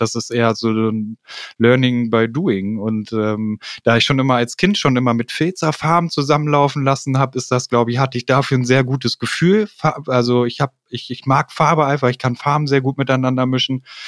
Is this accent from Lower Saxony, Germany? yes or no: yes; Hanover, Lower Saxony, Germany; ich komme aus Hannover und äh, bin 34 Jahre alt